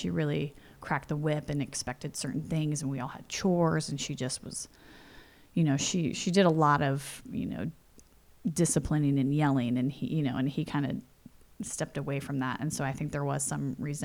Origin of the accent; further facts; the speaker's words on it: San Jose, California, United States; also born or lived in Indiana; I was born in the Midwest, Indiana. My parents had met in New Jersey, had a few kids there, moved to Pennsylvania, had a few more, and then had the last of us in Indiana. And so when I was one, we moved to California. We moved to San Jose